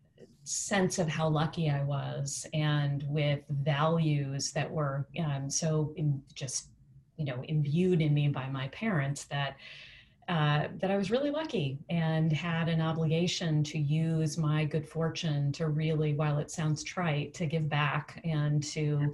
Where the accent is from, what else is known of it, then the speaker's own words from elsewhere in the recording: Washington, District of Columbia, United States; my row house where I grew up in Capitol Hill in Washington, D.C.